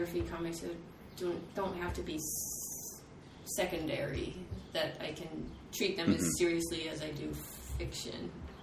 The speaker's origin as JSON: {"language": "English", "region": "California", "country": "United States", "said": "I come from California"}